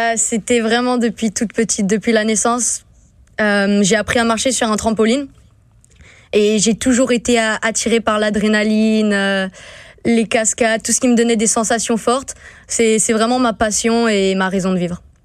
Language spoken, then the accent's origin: French; St. Martin; moved away; je viens de Saint-Martin